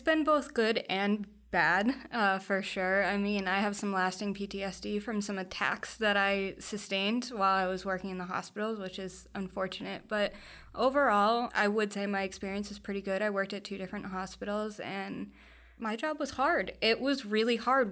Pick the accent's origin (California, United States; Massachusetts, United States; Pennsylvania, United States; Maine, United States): Massachusetts, United States; Foxborough; I grew up in Foxborough, so right around the corner. Um, spent almost my entire life there.